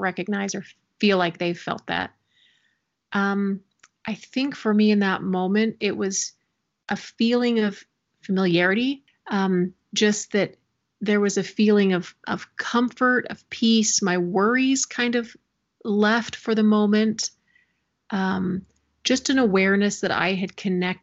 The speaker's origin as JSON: {"language": "English", "region": "Missouri", "country": "United States", "tie": "born or raised there", "moved": "as an adult", "lives_now": "Utah, United States", "said": "I grew up in Missouri"}